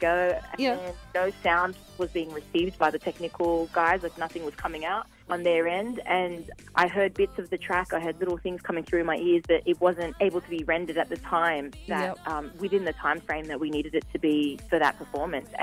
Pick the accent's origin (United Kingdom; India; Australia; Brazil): Australia; now in Los Angeles, United States; I'm Australian.